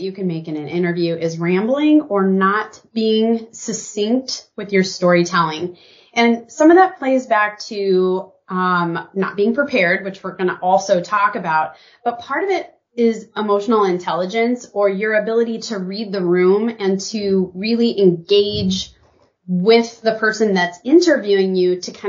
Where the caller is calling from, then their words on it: Portland, Oregon, United States; I am joining you from Portland, Oregon. Rainy Portland, Oregon.